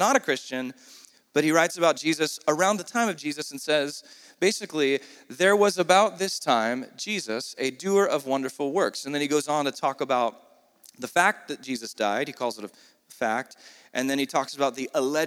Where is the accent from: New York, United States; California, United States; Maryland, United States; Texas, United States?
California, United States; San Diego; if I was born in Saudi instead of San Diego